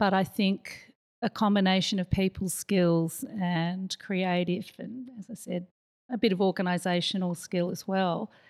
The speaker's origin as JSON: {"language": "English", "country": "Australia", "tie": "born there", "also_born_or_lived": "Kuala Lumpur, Malaysia / New York, United States", "said": "I did grow up in a, quite a few countries. I was born in Australia, lived in KL, lived in New York, ended up back in Melbourne."}